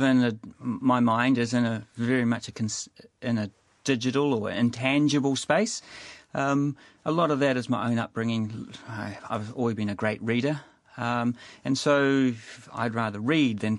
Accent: Christchurch, Canterbury, New Zealand; moved away as an adult; now in Wellington, New Zealand; I'm from Christchurch

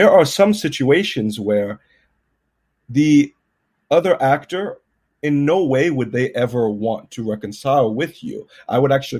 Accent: Southern Alabama, United States; moved away; also born or lived in Ireland / Nigeria / United Kingdom; as a Nigerian-American male raised in Southern Alabama

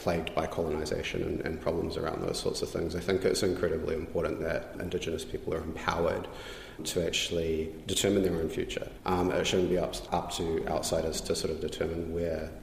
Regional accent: New Zealand; I'm tangata whenua, I'm Māori

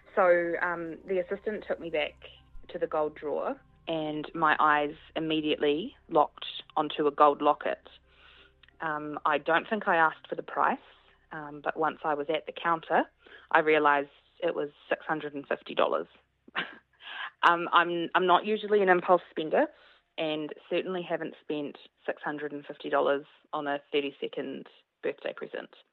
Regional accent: Papakura, Auckland, New Zealand; now in Wellington, New Zealand; I'm from Papakura but live in Wellington

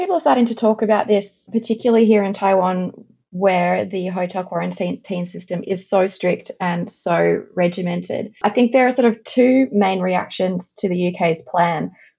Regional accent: Australia; So firstly, because I'm an Australian citizen, I needed the Australian government's permission to leave the country.

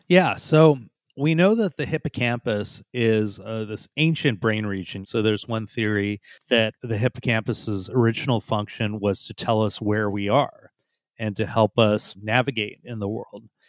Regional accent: San Jose, California, United States; also born or lived in India; I grew up mostly in San Jose. My parents immigrated from India, and I immigrated when I was less than one year old

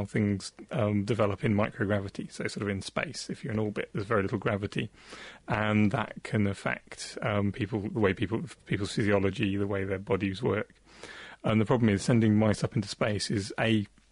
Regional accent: near Salcombe, Devon, South West England, United Kingdom; There's a place near where I grew up called Salcombe in Devon

